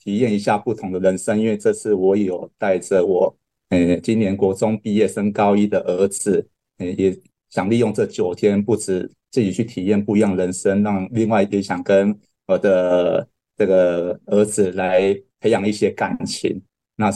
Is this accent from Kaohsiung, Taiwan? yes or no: yes; Kaohsiung, Taiwan; 我我是高雄人，